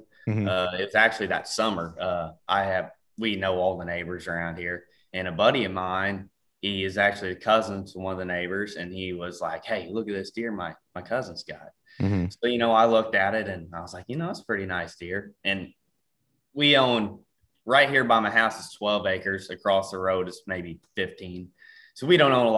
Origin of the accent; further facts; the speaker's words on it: Ste. Genevieve, Missouri, United States; I'm from St. Genevieve, Missouri